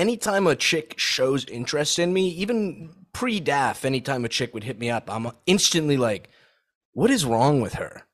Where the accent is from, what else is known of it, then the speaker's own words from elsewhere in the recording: Saudi Arabia; moved away; I grew up in Saudi